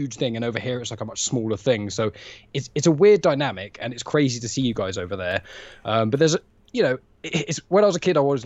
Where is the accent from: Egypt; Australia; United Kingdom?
United Kingdom; England; So we're all English